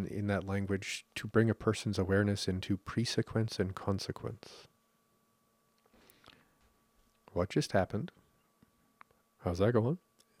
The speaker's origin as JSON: {"language": "English", "country": "Canada", "said": "That's the karma of being Canadian."}